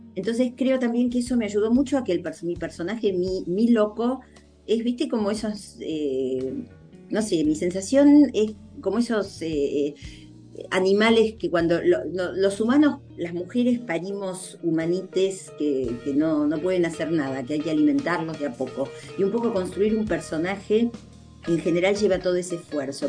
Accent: Argentina; nosotros hablamos español en la Argentina

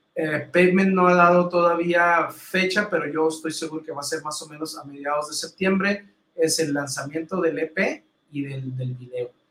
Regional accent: Mexico; soy el único, mexicano en Imeches

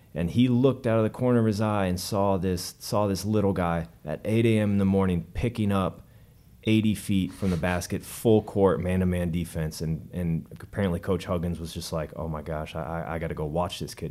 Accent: Denver, Colorado, United States; I grew up in Denver, like I said, uh, at least in high school.

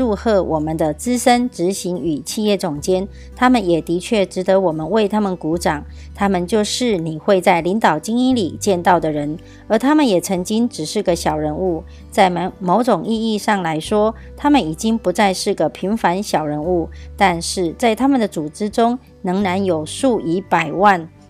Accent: Miaoli County, Taiwan

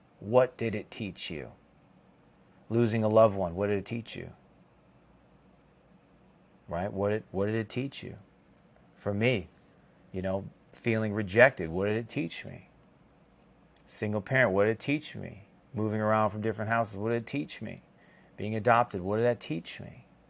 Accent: Chicago, Illinois, United States; I grew up in the Chicago area, and we have lakes. That's what we have. If you're on the coast or you're on in the ocean, it's a different world, but in the Midwest, we have lakes.

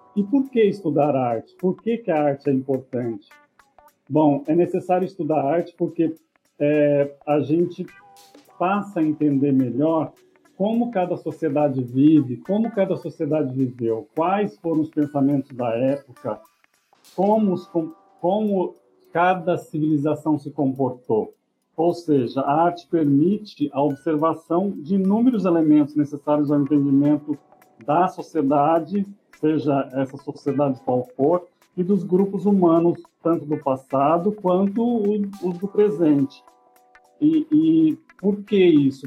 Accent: Iepê, São Paulo, Brazil; also born or lived in Rancharia; nasci em Rancharia no hospital mas morei em EP, que é também perto do Presidente Prudente

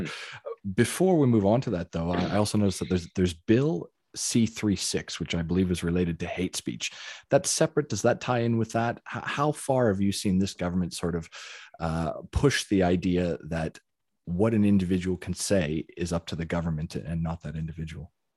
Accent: Canada; now in Australia; even though I am a Canadian citizen

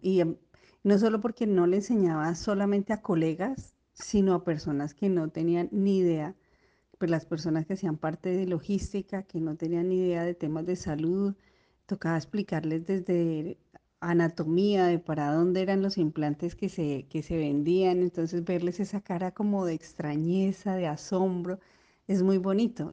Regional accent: Bogotá, Colombia; moved away as an adult; also born or lived in Neiva, Colombia; yo soy de Colombia, yo venía de Bogotá

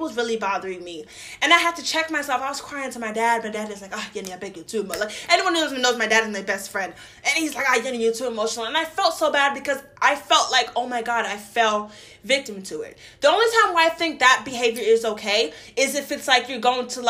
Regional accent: Brooklyn, New York, United States; Listen, I'm from New York. You know what I'm saying? From Brooklyn.

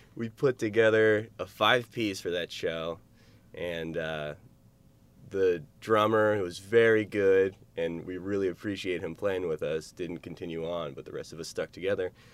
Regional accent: Shadyside, Ohio, United States; moved away as an adult; now in Athens, United States; I'm from Shadyside, Ohio

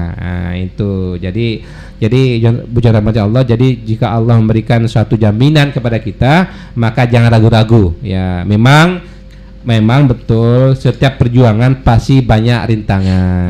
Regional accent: West Kalimantan, Indonesia; kita orang Kalimantan Barat hijrah ke Jakarta

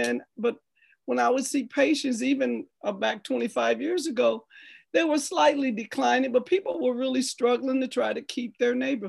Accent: St. Louis, Missouri, United States; I grew up in St. Nicholas. That was one of my best experiences in the community. And we lived in O'Fallon Place. That was the tall high rise.

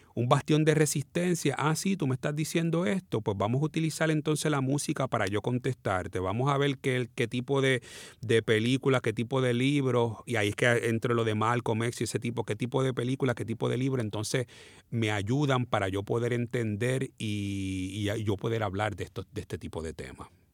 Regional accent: San Juan, Puerto Rico; Mi hermano y yo nacimos aquí en Puerto Rico

